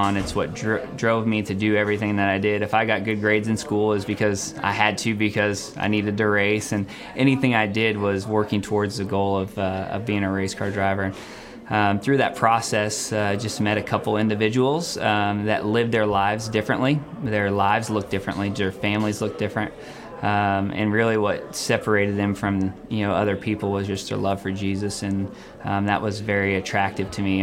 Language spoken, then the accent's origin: English; Phoenix, Arizona, United States; I grew up in Phoenix, Arizona. I was born and raised in Phoenix